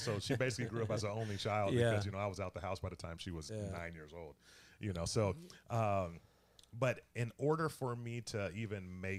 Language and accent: English; Toledo, Ohio, United States; also born or lived in Columbus / Cincinnati; And so, ironically, when we moved to my hometown of Toledo, since I'm from Ohio, so I'm just a transplant here, so don't hold that against me.